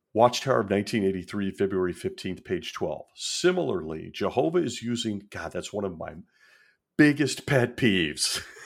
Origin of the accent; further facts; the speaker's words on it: Marin County, Northern California, United States; I grew up in Northern California in really a melting pot in the Marin County area, just north of San Francisco